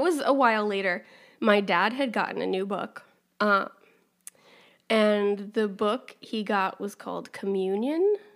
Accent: Wyoming, United States; we grew up in Wyoming

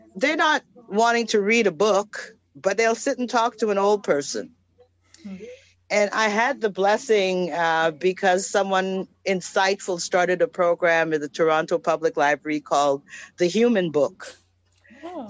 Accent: Trinidad & Tobago; moved away; I was born in Trinidad

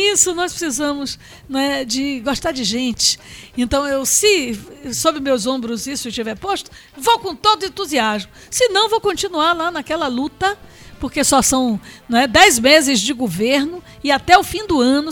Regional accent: Salvador, Bahia, Brazil; eu amo minha cidade, amo minha terra

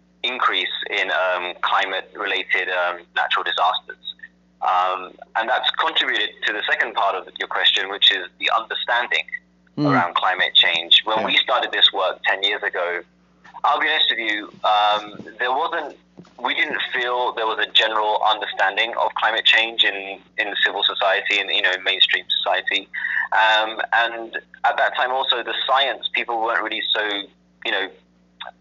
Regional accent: England, United Kingdom; also born or lived in London; I was born and raised in England. Two parents of Indian ancestry, and went to school and college, university in London.

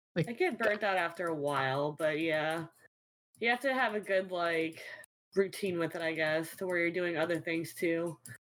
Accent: New Orleans, Louisiana, United States; I'm from New Orleans

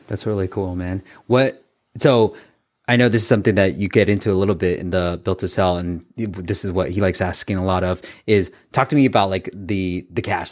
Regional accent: Bay Area, California, United States; I grew up in the Bay Area

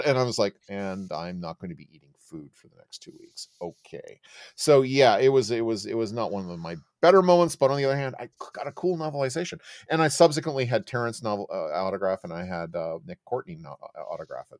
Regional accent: Oakville, Ontario, Canada; I grew up in Oakville, Ontario

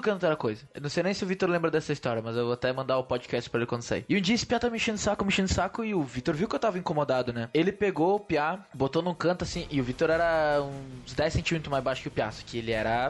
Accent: Brazil; eu vinha do Prolurb

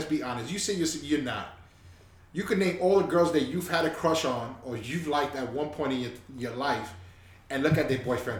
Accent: New York, United States; I'm a New Yorker

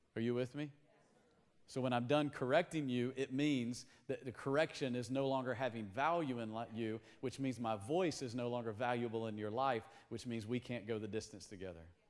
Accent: Tennessee, United States; we grew up in Tennessee

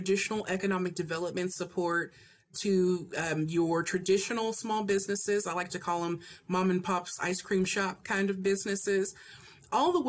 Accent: Hardin County, Kentucky, United States; I am originally from Kentucky. I am from Hardin County, Kentucky

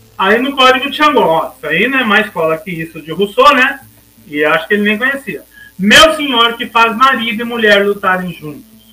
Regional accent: Brazil; a gente se sentir no nosso país como brasileiros

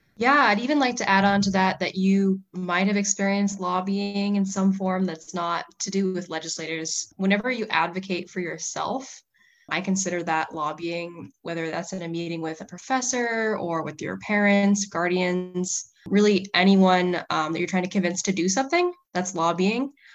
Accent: Whidbey Island, Washington, United States; I'm from Woodby Island, Washington

